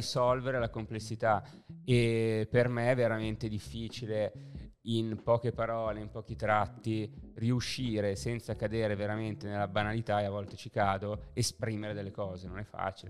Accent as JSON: {"language": "Italian", "town": "Lodi", "region": "Lombardy", "country": "Italy", "tie": "born or raised there", "moved": "as an adult", "lives_now": "Milan, Italy", "said": "Io sono na- nato e cresciuto a Lodi"}